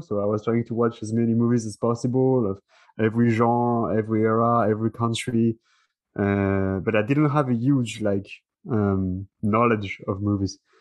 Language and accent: English; France; that's where I'm from. I'm from France